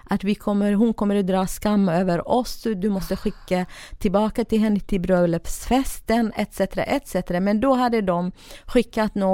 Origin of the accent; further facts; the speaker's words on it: Iraqi Kurdistan, Kurdistan Region, Iraq; now in Sweden; södra Kurdistan, eh, irakiska delen då. Eh, från en ganska rik familj, men ganska eh, traditionell och religiös familj.